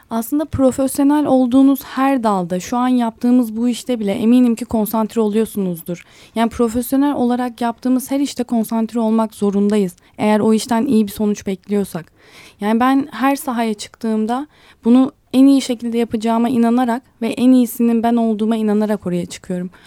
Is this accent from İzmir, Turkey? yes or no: no; Ankara, Turkey; also born or lived in Istanbul; Ankaralıyım ben. Ankara'da yaşıyorum.